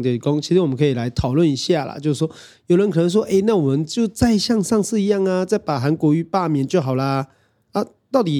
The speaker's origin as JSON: {"language": "Chinese", "region": "Kaohsiung", "country": "Taiwan", "said": "所以第一个其实还是要讲一下，是这个 B 边作为高雄人的愤怒啦。"}